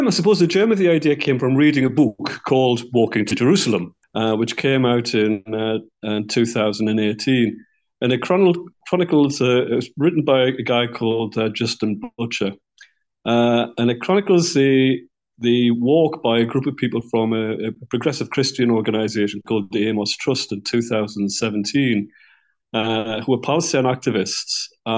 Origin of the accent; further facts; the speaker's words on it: Newcastle upon Tyne, North East England, United Kingdom; also born or lived in Ireland; I live in the UK. I live in Newcastle upon Tyne. And yeah, that's my home, my hometown.